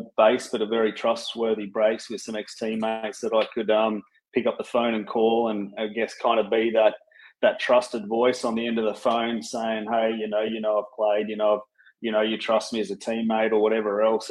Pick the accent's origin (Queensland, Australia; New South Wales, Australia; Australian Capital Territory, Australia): Australian Capital Territory, Australia; Canberra; born and raised in Canberra of all places